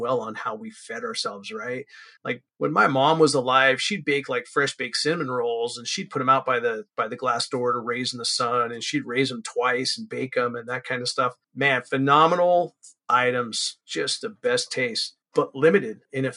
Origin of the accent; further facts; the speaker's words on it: San Francisco Bay Area, California, United States; I'm from California, born and raised here